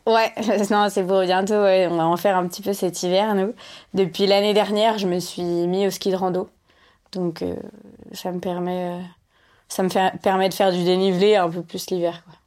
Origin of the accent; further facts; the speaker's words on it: Lyon, Auvergne-Rhône-Alpes, France; je suis née à Lyon